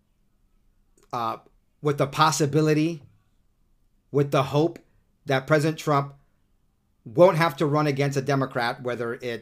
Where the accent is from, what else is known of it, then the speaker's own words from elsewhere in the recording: Southern California, United States; also born or lived in New York; now in Utah, United States; I'm from New York as well originally, but, you know, I only lived there the first 9 or 10 years of my life. I'm pretty much a Southern Californian